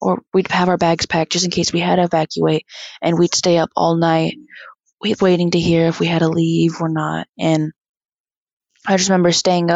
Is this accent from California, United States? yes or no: yes; Big Pine, California, United States; I'm from the Big Pine Paiute tribe. I'm Paiute Shoshone and I'm 16 years old